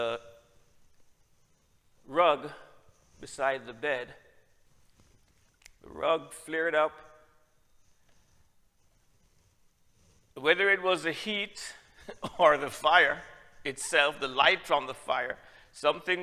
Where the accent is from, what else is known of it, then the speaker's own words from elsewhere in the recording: Jamaica; also born or lived in Trinidad; I'm from Jamaica